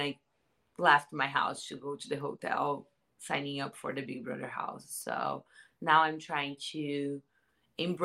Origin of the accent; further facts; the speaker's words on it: Santos, São Paulo, Brazil; now in Los Angeles, United States; I am from Santos, São Paulo, in Brazil. I live in LA.